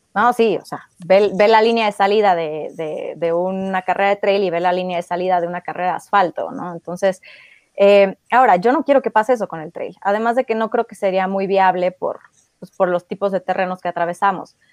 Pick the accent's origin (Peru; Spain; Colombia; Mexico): Mexico; si solo me dedico al trail en México, no puedo vivir de ello